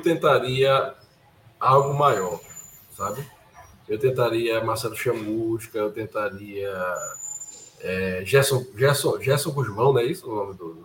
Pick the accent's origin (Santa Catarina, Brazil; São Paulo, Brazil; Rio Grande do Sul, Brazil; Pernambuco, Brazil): Pernambuco, Brazil; Curado 2; Eu nasci no Curado 2